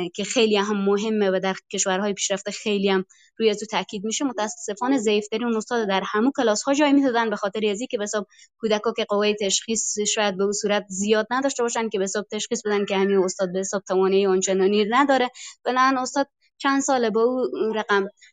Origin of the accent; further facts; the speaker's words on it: Afghanistan; چون در افغانستان بزرگ شدم و در همون افغانستان حساب تعلیم یافتم